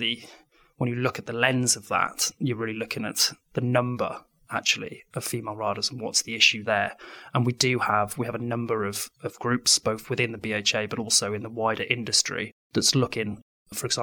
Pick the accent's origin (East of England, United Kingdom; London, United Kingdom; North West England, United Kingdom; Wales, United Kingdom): Wales, United Kingdom; being a Welshman